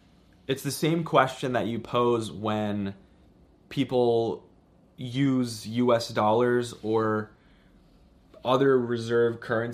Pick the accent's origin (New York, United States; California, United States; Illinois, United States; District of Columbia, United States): District of Columbia, United States; Washington; I don't live in Canada. I'm from Washington, D.C.